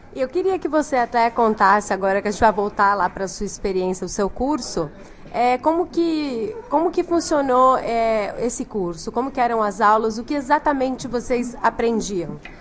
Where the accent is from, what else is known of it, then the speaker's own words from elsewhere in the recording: São Paulo, Brazil; eu sou paulistana